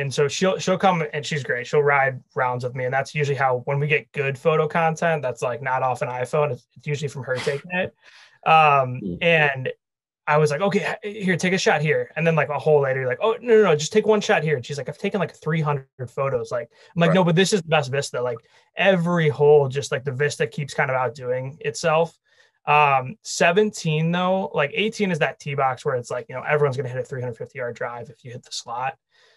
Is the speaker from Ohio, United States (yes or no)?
no; Wheaton, Illinois, United States; I grew up in the West suburbs. So I grew up in Wheaton.